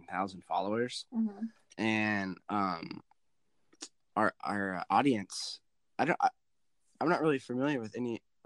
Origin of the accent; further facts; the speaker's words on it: the Bay Area, California, United States; I am from California